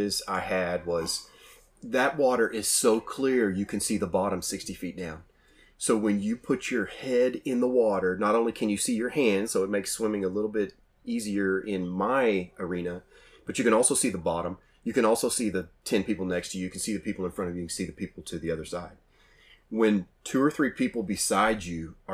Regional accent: Oklahoma, United States; I'm from Oklahoma

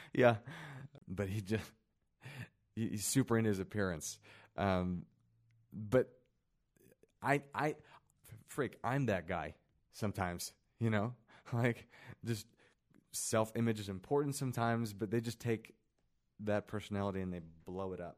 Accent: Kansas City, Missouri, United States; now in Utah, United States; I grew up in Kansas City where a lot of my friends were Tongans, black guys.

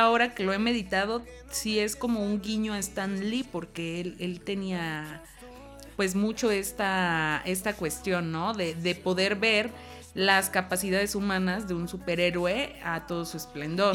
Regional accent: Mexico; como mexicanos

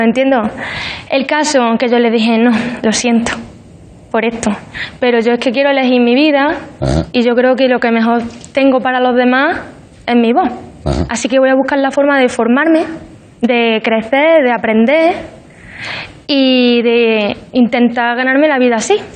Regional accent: Pozoblanco, Andalusia, Spain; una muchacha de Pozo Blanco que escribe sus canciones y las canta

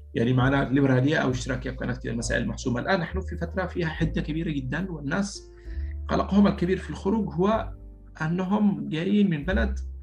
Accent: Sanaa, Amanat Al Asimah, Yemen; moved away as an adult; also born or lived in Paris, France; now in France; انا جاي من صنعاء

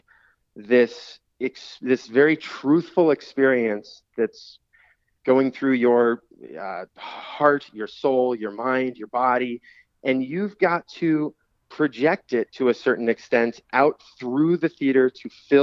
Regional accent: Oceano, California, United States; moved away as an adult; now in Los Angeles, United States; I grew up in Oceano, went to Arroyo Grande High School

